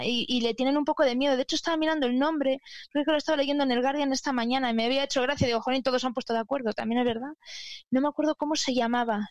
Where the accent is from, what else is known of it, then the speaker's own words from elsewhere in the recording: Palencia, Castile and León, Spain; yo soy de un sitio muy exótico que es Palencia, con P